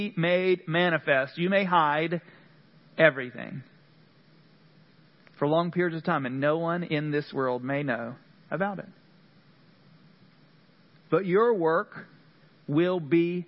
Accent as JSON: {"language": "English", "region": "Central North Carolina", "country": "United States", "moved": "yes", "said": "what I'm used to from Central North Carolina."}